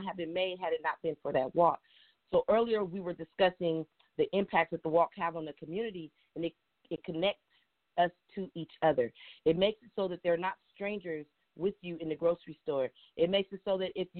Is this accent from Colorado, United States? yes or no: no; Richmond, California, United States; when I was young, I was raised in the Bay Area. And when I lived in Richmond